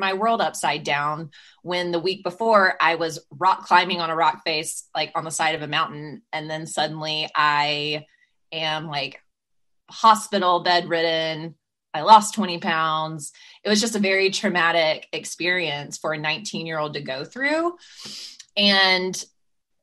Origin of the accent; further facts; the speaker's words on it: South Carolina, United States; accent: Southern; moved away as an adult; now in Los Angeles, United States; I'm originally from South Carolina. So if your listeners hear a Southern accent and they get really confused about why this LA girl sounds Southern, that's why